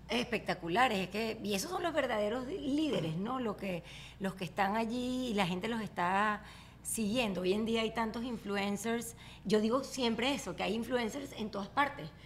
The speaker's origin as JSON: {"language": "Spanish", "town": "Barquisimeto", "region": "Lara", "country": "Venezuela", "tie": "born or raised there", "moved": "as an adult", "said": "En mi pueblo no hay prom. En mi pueblo Barquisimeto"}